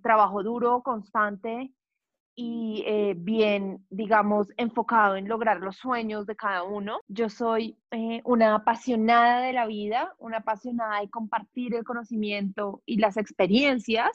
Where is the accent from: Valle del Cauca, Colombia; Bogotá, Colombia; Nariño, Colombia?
Bogotá, Colombia; Nací en Bogotá, soy de familia paisa, pero pues yo soy bogotana.